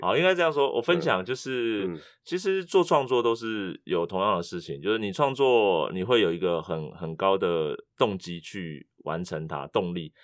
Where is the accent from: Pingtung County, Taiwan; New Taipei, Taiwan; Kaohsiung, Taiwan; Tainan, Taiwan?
Kaohsiung, Taiwan; first language Mandarin; now in Taipei, Taiwan; 我是高雄人啊，啊，我住伫台北